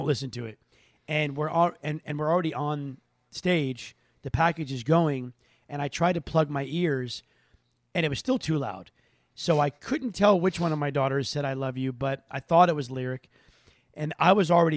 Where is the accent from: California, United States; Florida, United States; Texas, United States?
Florida, United States; I'm from Florida